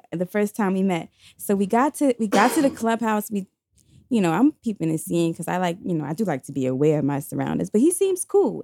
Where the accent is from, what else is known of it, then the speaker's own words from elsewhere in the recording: New York City, New York, United States; I was in high school, I was seventeen years old, we were coming from Q H S T, that's the Queens High School of Teaching. By the way, did I mention I'm from New York City